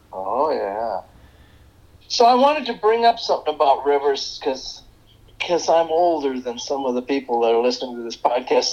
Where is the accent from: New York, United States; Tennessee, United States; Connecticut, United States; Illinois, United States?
Illinois, United States; Chicago; now in Ann Arbor, United States; I grew up in the Chicago suburbs